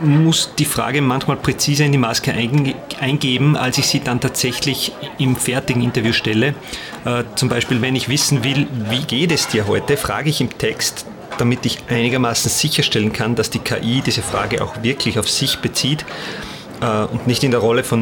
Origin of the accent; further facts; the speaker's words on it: Salzkammergut, Austria; ich bin Multimedia-Künstler und ich komme aus dem Salzkammergut im Herzen Österreichs.